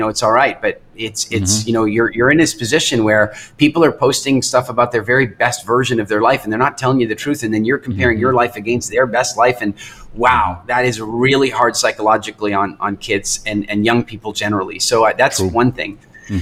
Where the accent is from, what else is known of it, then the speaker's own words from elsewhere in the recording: Canada; moved away as an adult; also born or lived in England; I grew up in Canada, and I moved to England, and I lived there